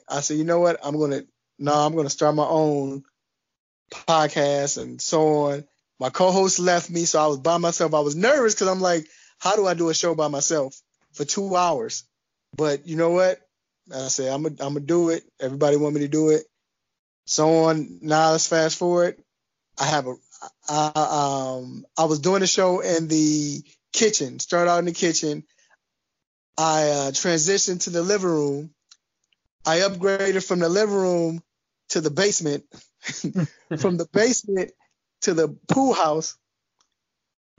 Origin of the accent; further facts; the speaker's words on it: Chicago, Illinois, United States; now in Atlanta, United States; I'm from Chicago.